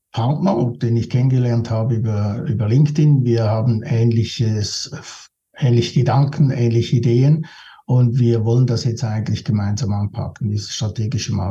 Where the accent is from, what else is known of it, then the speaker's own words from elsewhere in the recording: Switzerland; wenn sich halt die Wellen aufbauen vor dir, zwei, bei mir als Schweizer natürlich.